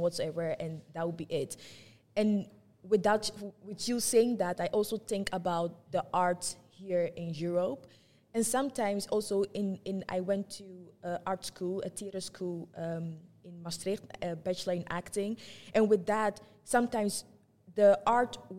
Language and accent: English; Ghana; now in Netherlands; I'm from Ghana